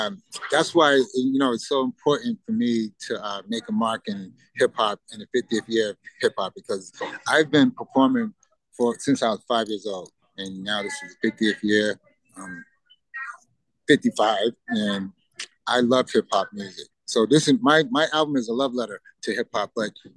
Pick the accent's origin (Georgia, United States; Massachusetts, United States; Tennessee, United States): Massachusetts, United States; Boston; Boston, growing up was a beautiful, beautiful city to grow up in.